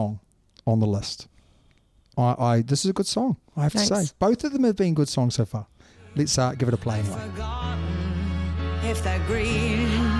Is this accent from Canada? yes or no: no; New Zealand; now in England, United Kingdom; Just because I'm from New Zealand, don't hold it against me.